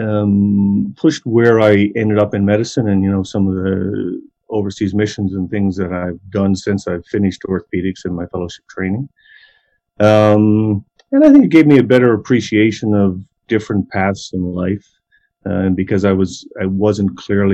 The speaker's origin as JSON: {"language": "English", "region": "Newfoundland and Labrador", "country": "Canada", "tie": "born or raised there", "also_born_or_lived": "Peterborough, Ontario", "moved": "as an adult", "lives_now": "Calgary, Canada", "said": "So I'm from Newfoundland. I grew up in a small town near St. John's"}